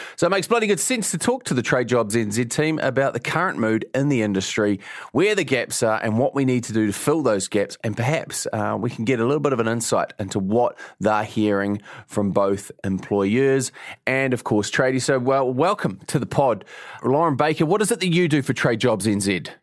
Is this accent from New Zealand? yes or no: yes; Mount Maunganui, Bay of Plenty, New Zealand; I'm from Mount Maunganui